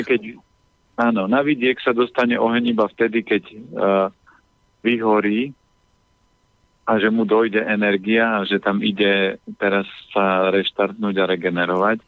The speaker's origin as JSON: {"language": "Slovak", "area": "Orava", "region": "Žilina Region", "country": "Slovakia", "said": "ja som z Oravy a ja nikdy nenechám dopustiť na uh, na dedinu, na prírodu"}